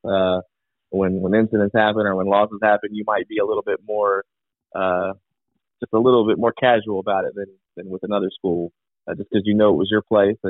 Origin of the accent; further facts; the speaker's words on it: Newport, North Carolina, United States; I'm born here in Carteret County. I'm from Newport, so don't judge me for it. But I went to West Carteret